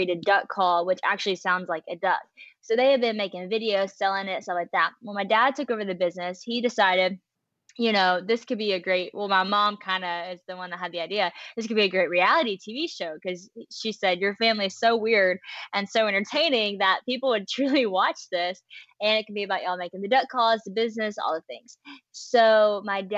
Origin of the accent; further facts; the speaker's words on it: West Monroe, Louisiana, United States; I'm from West Monroe, Louisiana. That's where I currently am right now, too